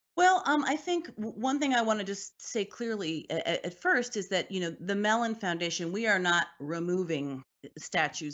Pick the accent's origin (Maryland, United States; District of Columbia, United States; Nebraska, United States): District of Columbia, United States; Washington; I grew up in Washington, D C